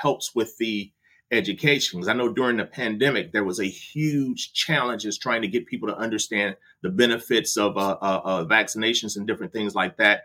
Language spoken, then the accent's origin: English; Detroit, Michigan, United States; I'm from Detroit